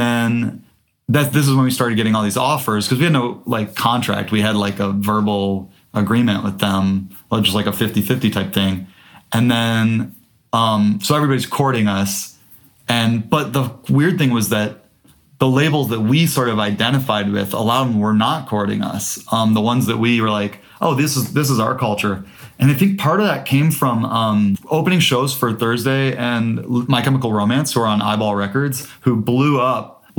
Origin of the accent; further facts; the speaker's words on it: Midwest, United States; Cause as Midwesterner in 2001, that was like a really East Coast sound.